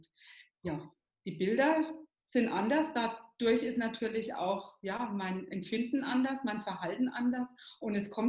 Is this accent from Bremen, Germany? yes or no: no; Coburg, Bavaria, Germany; genau, ich komme hier aus Coburg, bin Hypnose-Coach in Coburg